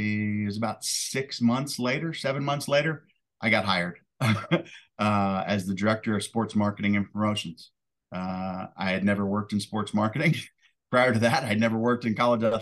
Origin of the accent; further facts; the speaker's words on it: D.C., Maryland, United States; moved away as an adult; also born or lived in Hampton, Virginia; now in Daytona Beach, United States; I was born and raised in Maryland, right outside of Washington, D.C.